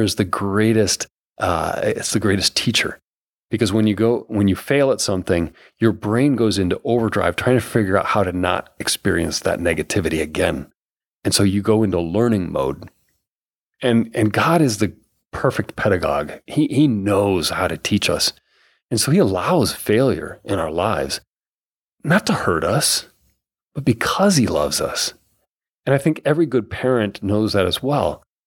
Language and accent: English; Bancroft, Iowa, United States; also born or lived in Rodman, Iowa; we moved forty minutes away from Bancroft, Iowa to Rodman, Iowa